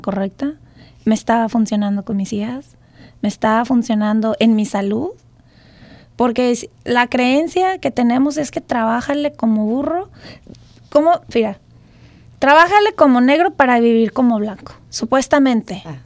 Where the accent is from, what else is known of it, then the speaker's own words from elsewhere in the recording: Mexico; now in United States; nuestro México